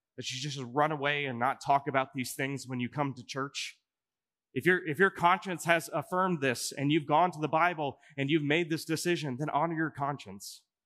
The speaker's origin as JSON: {"language": "English", "town": "Omaha", "region": "Nebraska", "country": "United States", "also_born_or_lived": "Chicago, Illinois", "moved": "yes", "lives_now": "Coralville, United States", "said": "I'm actually from Omaha, Nebraska."}